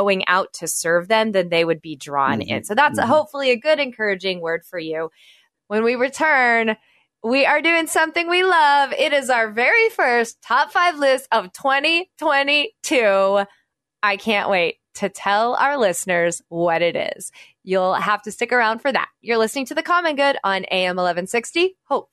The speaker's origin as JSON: {"language": "English", "region": "Oklahoma", "country": "United States", "tie": "born or raised there", "moved": "yes", "lives_now": "Chicago, United States", "said": "I grew up in Oklahoma, so we didn't have winters like this"}